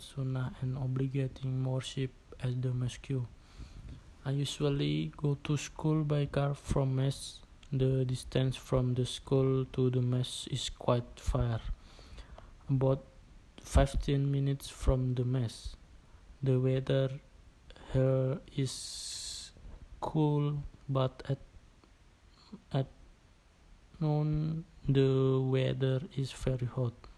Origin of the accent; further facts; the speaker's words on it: Bandar village, Central Java, Indonesia; English is a second language; My hometown is a small village, namely the Bandar village